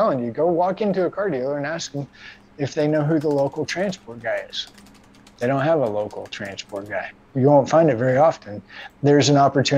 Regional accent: Missouri, United States; I'm from Missouri.

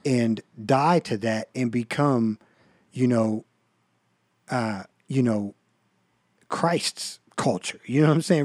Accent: United States; I love being an American. I feel like I'm blessed to live here

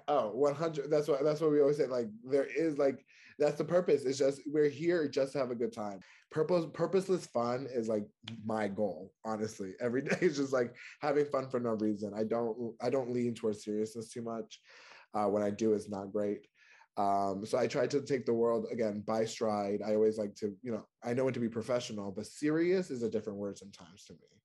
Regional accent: New York, United States; moved away as an adult; also born or lived in North Carolina; now in Washington, DC, United States; I'm originally from New York

